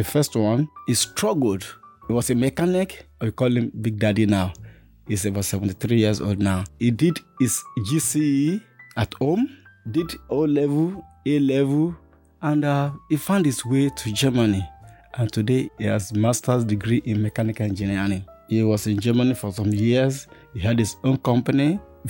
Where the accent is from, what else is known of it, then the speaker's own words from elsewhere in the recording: Ibadan, Oyo, Nigeria; moved away as an adult; now in United States; I was born in Ibadan, Oyo State, Nigeria